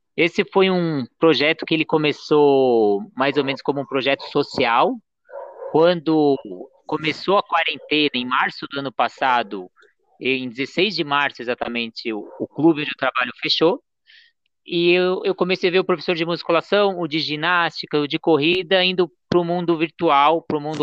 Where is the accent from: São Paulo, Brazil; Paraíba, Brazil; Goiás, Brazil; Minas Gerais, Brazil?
São Paulo, Brazil; Santos; Santos, que é onde vem minha família